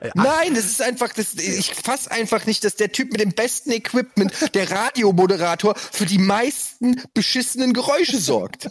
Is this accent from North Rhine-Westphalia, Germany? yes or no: no; Frankfurt, Hesse, Germany; bei uns in Frankfurt gab es den Holzhausen-Park, da habe ich in der Nähe gewohnt